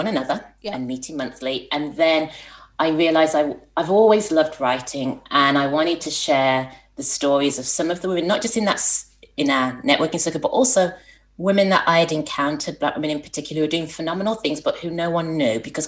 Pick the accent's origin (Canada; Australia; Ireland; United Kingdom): United Kingdom; Birmingham, West Midlands; moved away as an adult; also born or lived in London; now in Southern California, United States; a PR company in Birmingham as well. And that's my hometown.